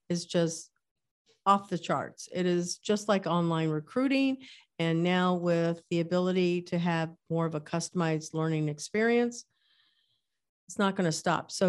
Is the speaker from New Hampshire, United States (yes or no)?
no; Kansas, United States; born there; I was born in Kansas. So, you know, that area of the world had a different name.